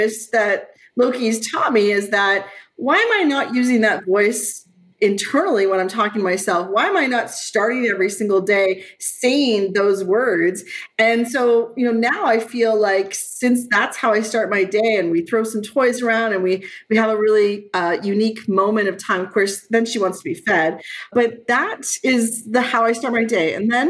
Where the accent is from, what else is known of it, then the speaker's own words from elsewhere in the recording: Brampton, Ontario, Canada; I grew up in Brampton